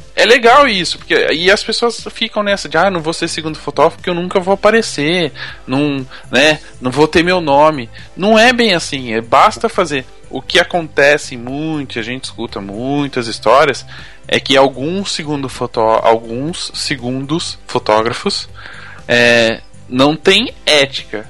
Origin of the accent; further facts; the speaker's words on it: Campinas, São Paulo, Brazil; Eu sou de Campinas, pertinho, 50 minutos estou lá